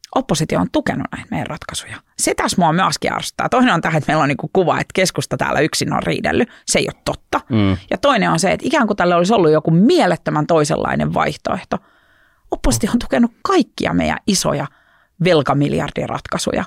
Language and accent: Finnish; Oripää, Southwest Finland, Finland; also born or lived in Turku; mä oon Varsinais-Suomesta, muuttanut kotiseudulleni pieneen maalaispaikkakuntaan nimeltä Oripää noin kolme vuotta sitten takaisin